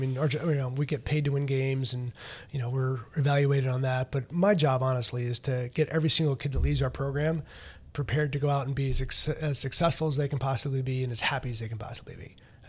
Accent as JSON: {"language": "English", "region": "North Carolina", "country": "United States", "tie": "born or raised there", "said": "And so ended up back down kind of in my home state. Going to Duke, through going to the North Carolina camp."}